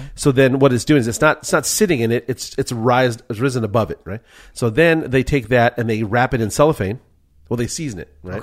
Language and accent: English; Culver City, California, United States; I'm from Culver City